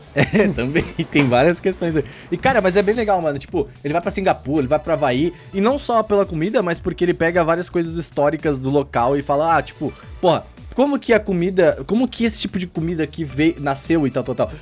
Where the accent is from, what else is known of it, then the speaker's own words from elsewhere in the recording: Rio Grande do Sul, Brazil; moved away; lá no Rio Grande do Sul, principalmente da minha terrinha lá